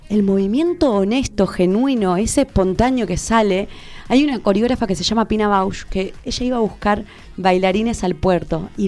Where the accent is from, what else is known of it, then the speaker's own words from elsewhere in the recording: Argentina; no yo soy más argentina que el colectivo, no sé